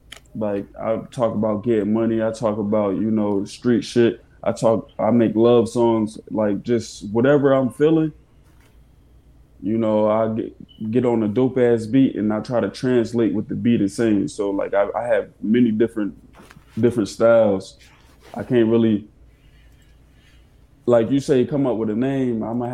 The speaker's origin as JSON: {"language": "English", "town": "Philadelphia", "region": "Pennsylvania", "country": "United States", "said": "sound, you know, like I'm definitely a Philly dude, you know what I'm saying? But I don't speak like it. My accent is different."}